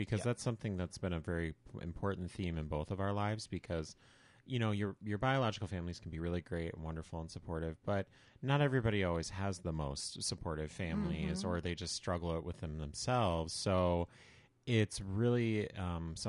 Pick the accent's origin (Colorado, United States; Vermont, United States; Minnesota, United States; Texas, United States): Minnesota, United States; Red Wing; I grew up in Red Wing, Minnesota, which is not too far south of Northfield.